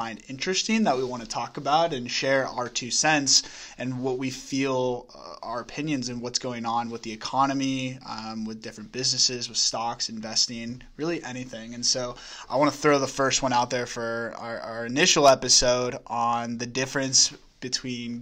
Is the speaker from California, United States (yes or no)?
yes; Sacramento, California, United States; moved away as an adult; now in Los Angeles, United States; born and raised in Sacramento, California